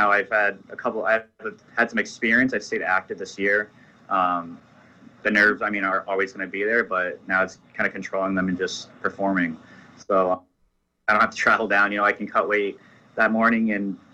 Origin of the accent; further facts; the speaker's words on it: New Hampshire, United States; I'm from New Hampshire